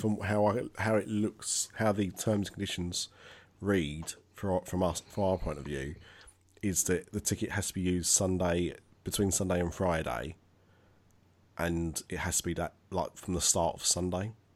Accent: Essex, East of England, United Kingdom; I am from Essex

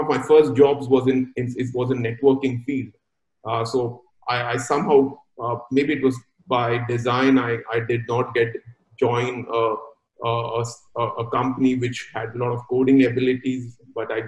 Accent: Mumbai, Maharashtra, India; now in Singapore; I was born and brought up in a big cosmopolitan called Mumbai

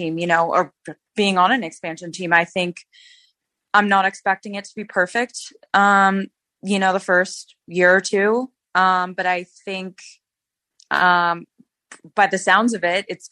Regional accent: California, United States; moved away; my home state of California

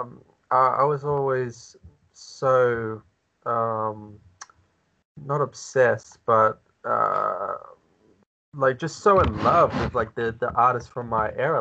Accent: Australia; being Australian

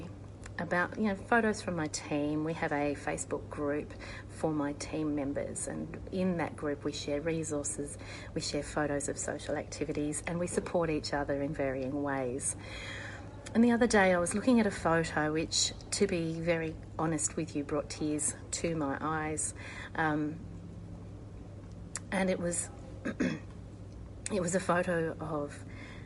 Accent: Australia

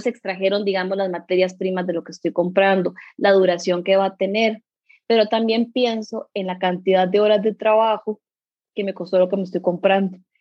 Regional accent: Curridabat, San José, Costa Rica; Yo soy de aquí de Curry

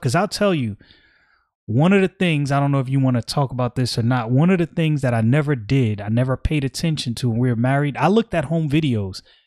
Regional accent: New York City, New York, United States; I'm from Brooklyn

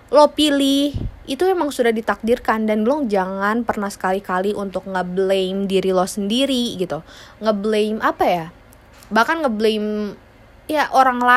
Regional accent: Indonesia; born there; kenapa gue lahir di negara Indonesia?

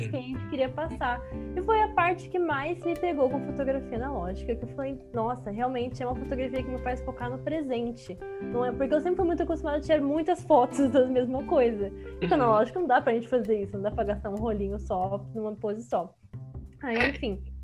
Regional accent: São Paulo, Brazil; eu moro em São Paulo, capital, nascida e criada em São Paulo

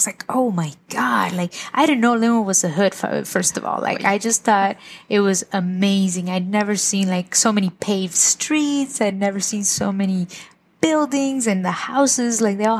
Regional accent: Zacapu, Michoacán, Mexico; now in United States; Well, I'm originally from Zacapu, Michoacán. Zacapu is a small town in the state of Michoacán, wow, in Mexico.

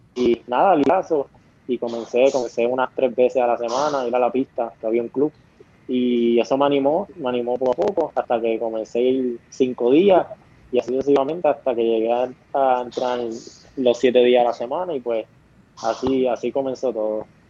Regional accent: Coamo, Puerto Rico; es aquí en, mi pueblo, en nuestro pueblo de Coamo

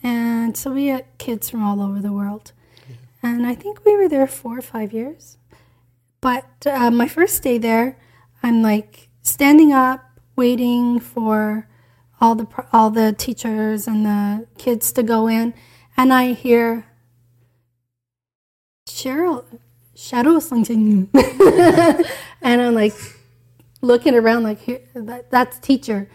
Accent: Newfoundland and Labrador, Canada; moved away as an adult; also born or lived in South Korea / Japan; I'm from Newfoundland.

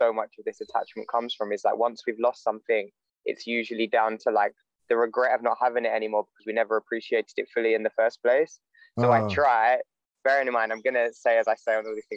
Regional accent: London, United Kingdom; moved away as an adult; I grew up in London, moved out of London when I was 18 to go to university

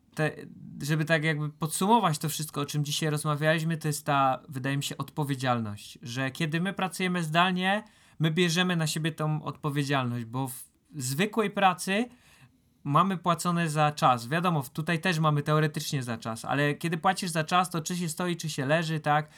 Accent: Silesian Voivodeship, Poland; jak się to mówi u nas na Śląsku

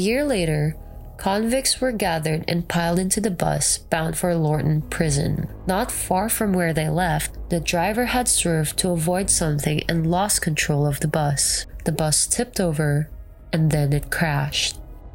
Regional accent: Philippines; now in United States; I'm actually from the Philippines

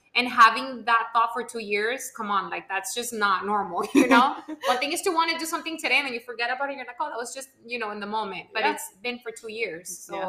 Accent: Homestead, Florida, United States; You might be a little bit more Miami than me. I'm more homestead than Miami.

